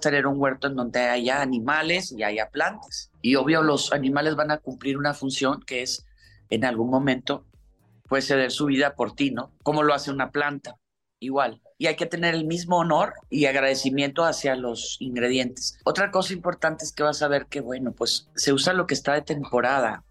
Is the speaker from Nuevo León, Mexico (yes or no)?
yes; Monterrey, Nuevo León, Mexico; Yo soy de Monterrey